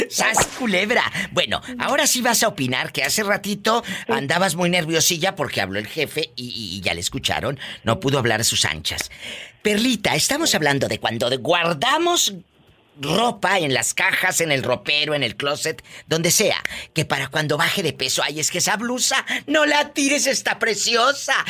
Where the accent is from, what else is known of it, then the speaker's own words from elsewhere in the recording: Matamoros, Tamaulipas, Mexico; la gente de mi tierra que está Maulipas, Yo soy de Matamoros